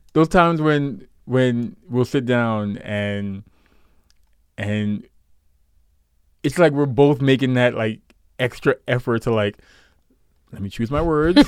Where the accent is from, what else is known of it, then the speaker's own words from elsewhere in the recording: New York, United States; I grew up in New York